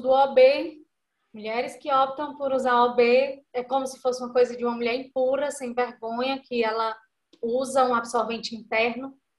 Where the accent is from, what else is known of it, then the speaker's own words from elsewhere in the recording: Iguatu, Ceará, Brazil; a gente é do Iguatu, interior do Ceará